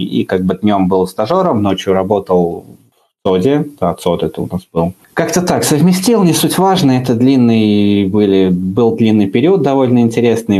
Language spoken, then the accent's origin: Russian; Uzbekistan; я из Узбекистана, у нас там такое забавное образование. А сначала ты учишься 9 классов, потом поступаешь в колледж